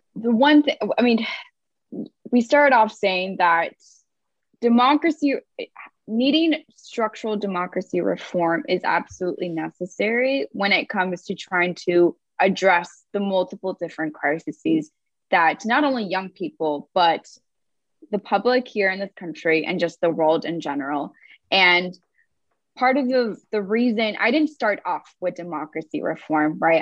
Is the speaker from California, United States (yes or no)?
yes; Los Angeles, California, United States; I'm originally from Los Angeles, California. I'm a daughter of um, parents from Mexico and Guatemala.